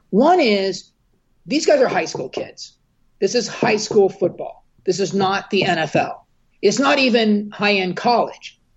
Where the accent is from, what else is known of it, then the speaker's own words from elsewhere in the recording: Southern California, United States; I grew up here in Southern California